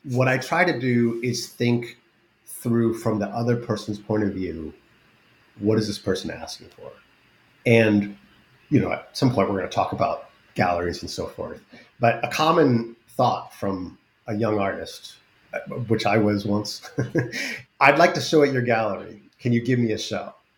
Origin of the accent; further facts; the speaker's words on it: United States; I'm an American. I was literally grew up in a town that made the stuff that exploded over Japanese cities in 1945